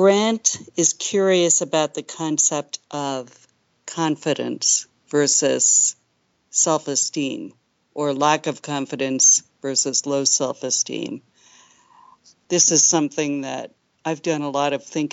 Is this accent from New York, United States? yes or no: yes; New York City, New York, United States; I grew up in New York City in the Upper West Side of Manhattan